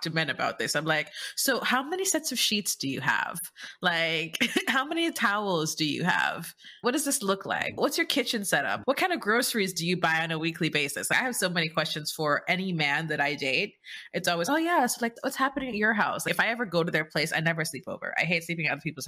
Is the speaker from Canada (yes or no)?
no; Jamaica; moved away as an adult; now in United States; I'm Jamaican